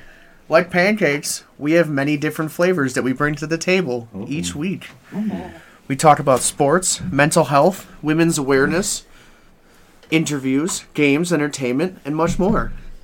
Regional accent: Newbury, Ohio, United States; also born or lived in New York; I wasn't born in Ohio. I was born in New York.

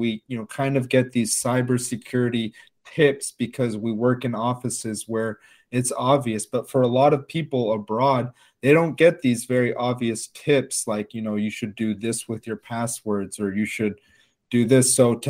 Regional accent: United States; we who are born and raised in America

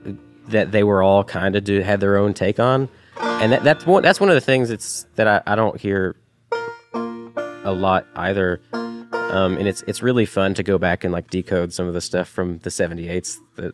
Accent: Chattanooga, Tennessee, United States; moved away; growing up in the Chattanooga area, I mean, we didn't meet each other until we had both moved away from Chattanooga.

